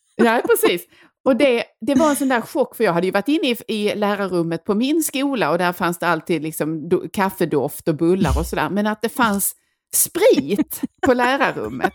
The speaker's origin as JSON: {"language": "Swedish", "region": "Skåne", "country": "Sweden", "said": "vi kommer ifrån Skåne"}